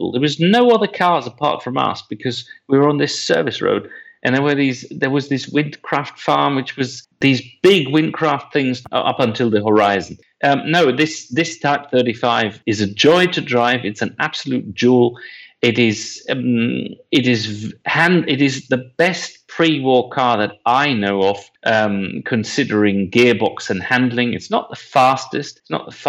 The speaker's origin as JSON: {"language": "English", "country": "Germany", "tie": "born or raised there", "said": "I was born in Germany."}